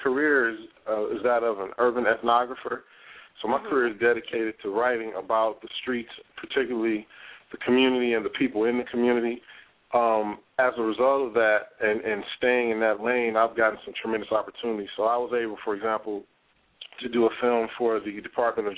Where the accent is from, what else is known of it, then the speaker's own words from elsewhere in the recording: Los Angeles, California, United States; moved away as an adult; now in Philadelphia, United States; I'm originally from Los Angeles, California